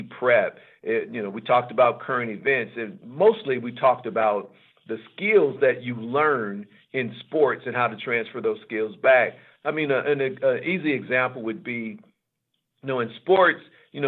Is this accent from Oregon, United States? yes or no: yes; Portland, Oregon, United States; growing up in Portland, I'm 64 years old now, so I grew up during the Civil Rights Movement.